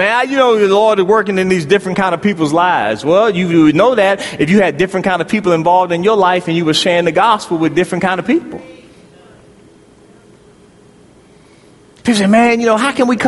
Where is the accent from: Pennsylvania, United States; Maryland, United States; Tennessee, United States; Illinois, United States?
Maryland, United States; Prince George's County; moved away; also born or lived in Louisville; I grew up in Prince George's County, Maryland, near Andrews Air Force Base